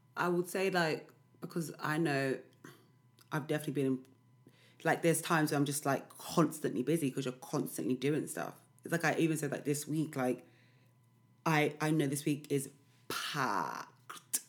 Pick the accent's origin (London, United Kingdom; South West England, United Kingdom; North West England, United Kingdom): London, United Kingdom; now in East London, United Kingdom; I'm always from South